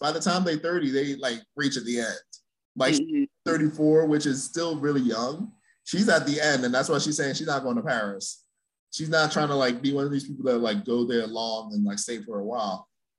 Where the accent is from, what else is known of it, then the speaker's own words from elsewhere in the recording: Jamaica; Like, Jamaicans are terrible. Like, I can say this as Jamaican.